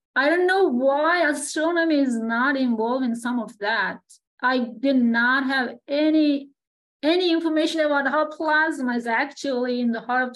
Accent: Turkey; moved away as an adult; also born or lived in Alberta, Canada; I am from Turkey.

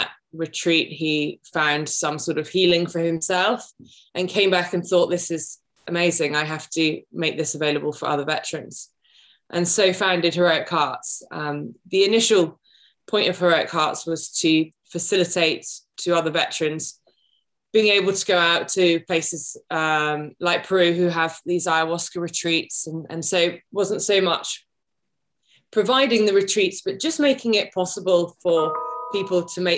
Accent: United Kingdom; I'm a Brit

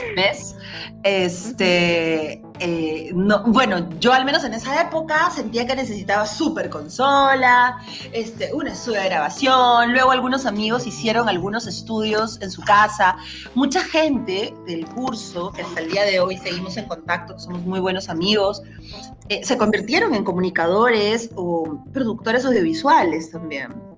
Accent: Peru; soy peruana

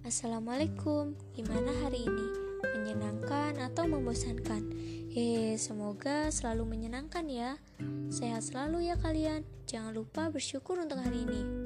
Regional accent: South Lampung, Indonesia; asal aku dari Lampung Selatan

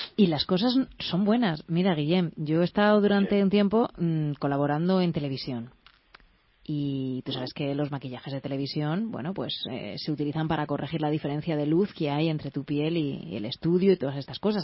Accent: Valencian Community, Spain; yo soy de la comunidad valenciana y le tengo mucho cariño

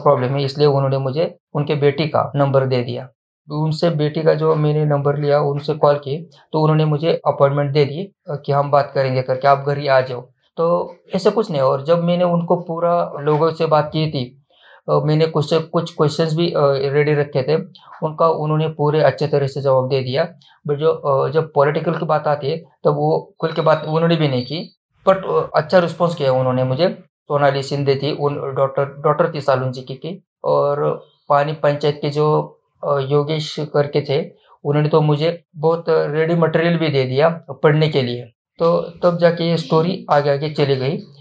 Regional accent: Naigaon's district, Maharashtra, India; ये तो हमारे गांव के हमारे जिले में हो गया

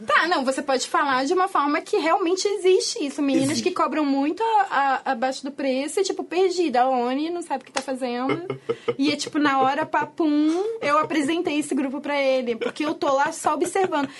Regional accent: Rio de Janeiro, Brazil; a gente é carioca

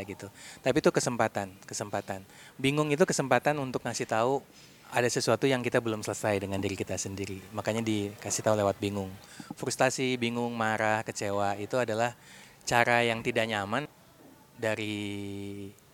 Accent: Bandung, West Java, Indonesia; saya dari Bandung.

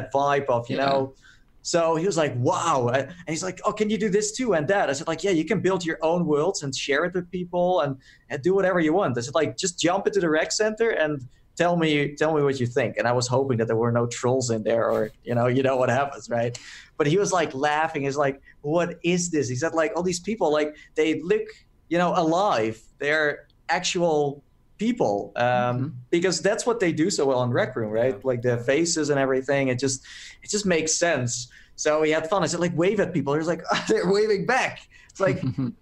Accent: Netherlands; I'm from Holland

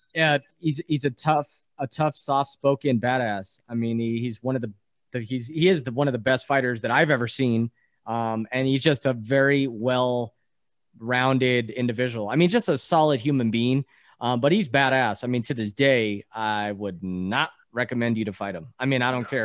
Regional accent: East Coast, United States; born in the East Coast

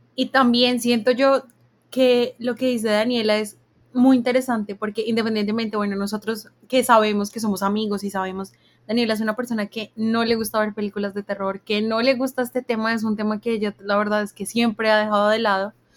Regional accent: Colombia; nosotros como colombianos

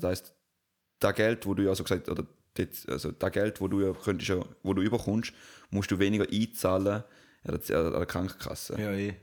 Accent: Switzerland

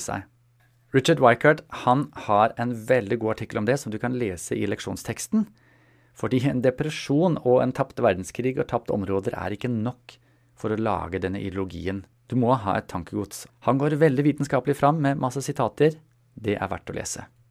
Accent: Germany; moved away; jeg er født i Tyskland

